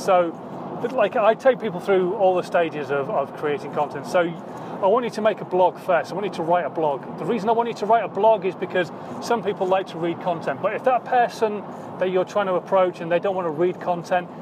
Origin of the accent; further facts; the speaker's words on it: Yorkshire and the Humber, United Kingdom; I'm a Yorkshireman